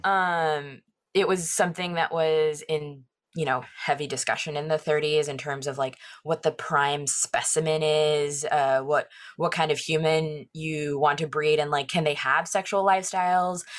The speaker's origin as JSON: {"language": "English", "area": "Orange County", "region": "California", "country": "United States", "tie": "born or raised there", "said": "growing up in Orange County that has such, like, a pretty veneer on it"}